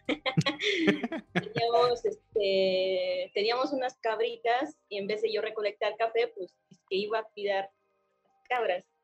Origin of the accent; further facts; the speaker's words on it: Oaxaca, Mexico; moved away as an adult; now in Mexico City, Mexico; yo nací en una familia de productores. Mis mm. papás son productores de café en Oaxaca, soy de Oaxaca